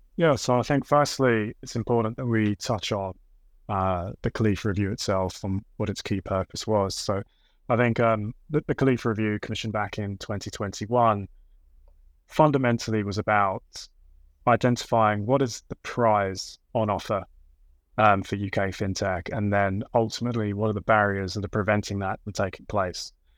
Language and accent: English; London, United Kingdom; growing up in Southeast London